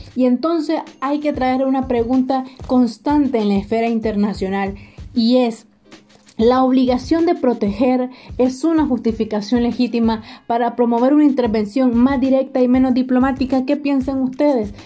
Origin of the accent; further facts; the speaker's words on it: Nicaragua; moved away as an adult; now in Córdoba, Spain; vengo de Nicaragua y actualmente vivo en Córdoba porque estoy haciendo la universidad aquí